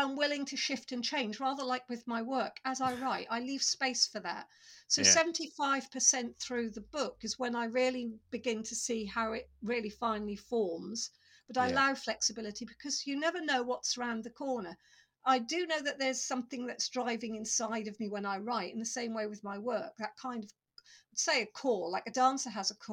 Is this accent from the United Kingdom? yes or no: yes; Norfolk, East of England, United Kingdom; I grew up in Norfolk